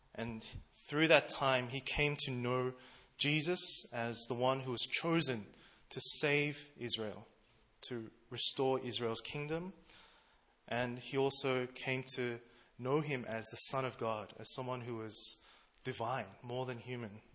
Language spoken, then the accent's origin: English; Melbourne, Victoria, Australia; now in Seoul, South Korea; I'm from Melbourne, Australia.